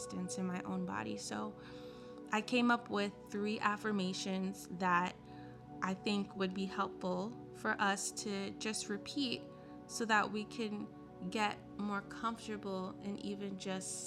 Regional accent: United States; growing up in America

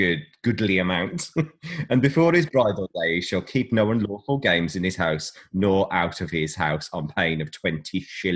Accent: West Midlands, United Kingdom; born there; accent: West Midlands; So I'm going to put on my old birth accent from the West Midlands.

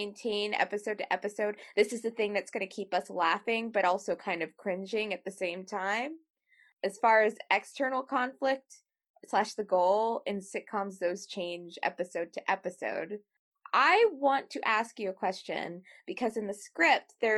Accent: United States; I am an American writer, or we're American writers

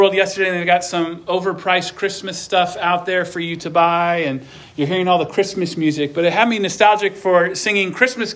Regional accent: Omaha, Nebraska, United States; moved away; Growing up in Omaha

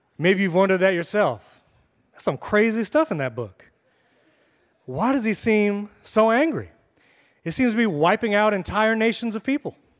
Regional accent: New York, United States; moved away as an adult; now in Florida, United States; I'm from New York

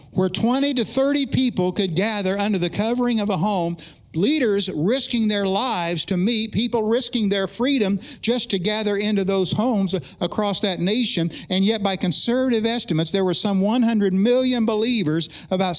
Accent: Oklahoma, United States; I was pastoring in the eastern part of my home state

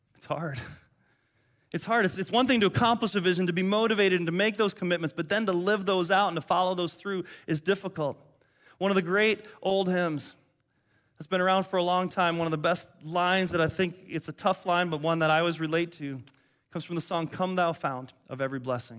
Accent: Detroit, Michigan, United States; moved away; I grew up in Detroit

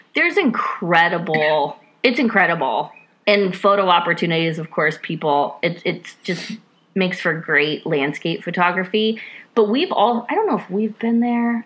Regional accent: Iowa, United States; now in Ohio, United States; growing up in Iowa

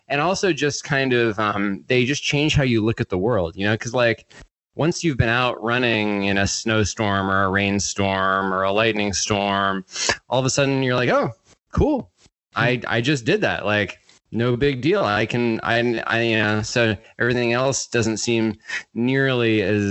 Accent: central Maine, United States; where I grew up in Maine, it's sort of central Maine

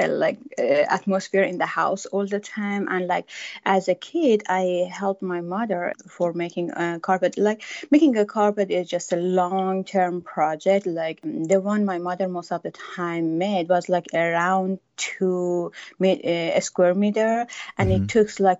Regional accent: Iran; moved away as an adult; now in United States; I'm from Iran and I lived there until I was 33 years old.

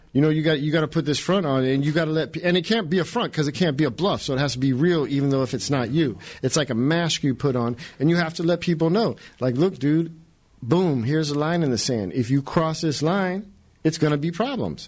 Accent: California, United States; moved away; I grew up in California

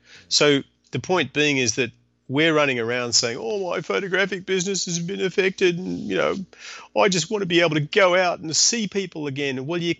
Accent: Canada; And, you know, also being Canadian helps because Canadians, just in case you were wondering, they're like Australians, only they have far better manners.

